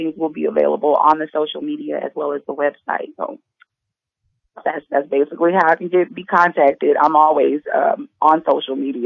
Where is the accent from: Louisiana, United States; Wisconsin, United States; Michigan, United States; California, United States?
Louisiana, United States; Alexandria; also born or lived in New Orleans, Louisiana; I'm originally from Louisiana by way of a little town called Alexandria and also New Orleans. I grew up in both.